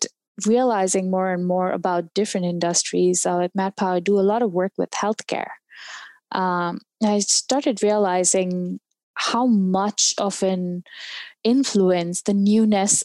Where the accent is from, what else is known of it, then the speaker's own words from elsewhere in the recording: India; now in United States; I'm from India.